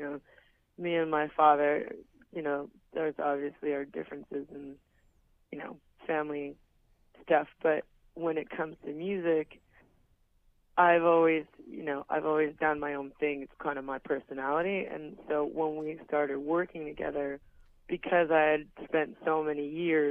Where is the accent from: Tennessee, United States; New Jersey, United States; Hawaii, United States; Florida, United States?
Hawaii, United States; moved away; go back to my hometown.